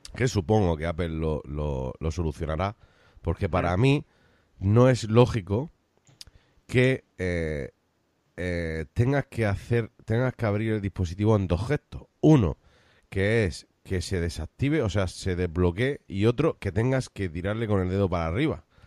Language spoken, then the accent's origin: Spanish; Cartagena, Region of Murcia, Spain; yo de alcantarilla no soy. Soy de otro pueblecito más cercano a Cartagena. Pero me considero cartagenero.